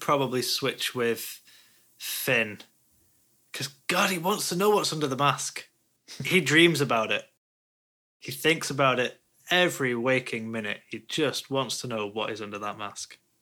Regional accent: Sweden; I'm from Sweden.

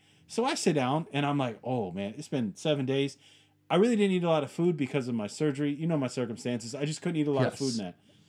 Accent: United States; I'm a guy who, we're American. We like our distance. We like our space, and we like handling shit ourselves, right?

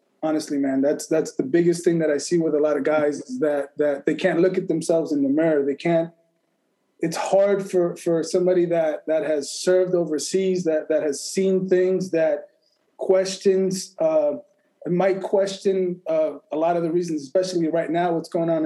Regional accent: Las Vegas, Nevada, United States; also born or lived in El Paso, Texas / Mexico; I was born in El Paso, grew up in Mexico, first generation, moved to the U.S. When I was 6 years old, went to Clark High School here in Las Vegas

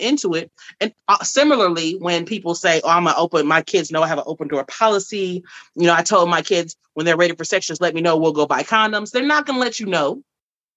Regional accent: Dallas, Texas, United States; I'm from the South. I'm from Dallas, Texas.

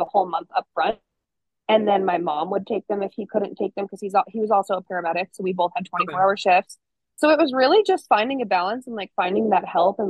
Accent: New York, United States; now in Montana, United States; I'm from New York

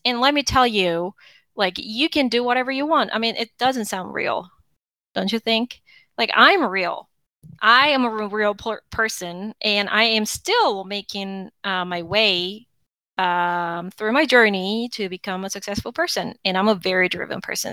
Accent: Seoul, South Korea; moved away as an adult; now in United States; I am originally from South Korea, Seoul. I got married and I uh, um, came to the United States

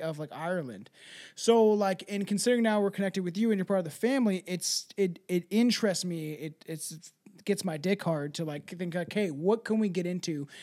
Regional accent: Canada; I'm Canadian

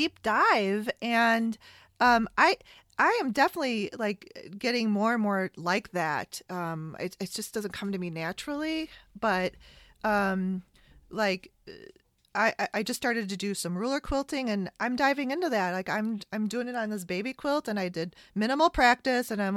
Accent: Chicago, Illinois, United States; I'm from Chicago

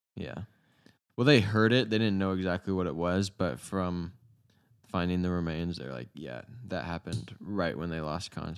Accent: United States; We're Americans

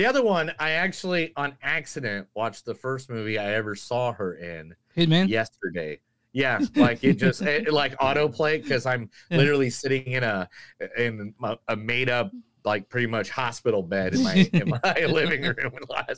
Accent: Tulsa, Oklahoma, United States; I'm from Tulsa, Oklahoma

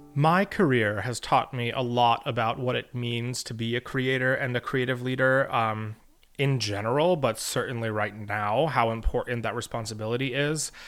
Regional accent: St. Petersburg, Florida, United States; also born or lived in Elon University, North Carolina; now in New York City, United States; I was born and raised in St. Petersburg, Florida

